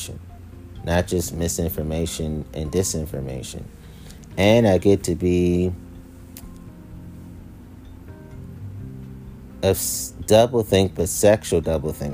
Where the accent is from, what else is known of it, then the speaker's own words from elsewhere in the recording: Washington, District of Columbia, United States; if I say I'm from Washington, D.C., which I am. I'm a native Washingtonian